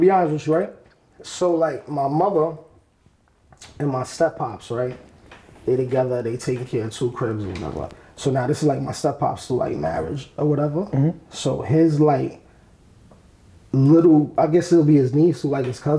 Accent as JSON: {"language": "English", "town": "New York City", "region": "New York", "country": "United States", "also_born_or_lived": "Harlem", "said": "I'm from the Bronx."}